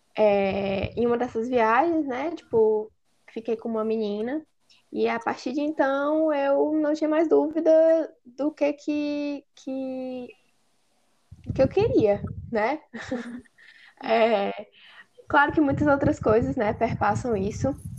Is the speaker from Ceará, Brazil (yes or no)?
yes; Apuiarés, Ceará, Brazil; lá em Apuiarés, né, no, onde eu cresci no município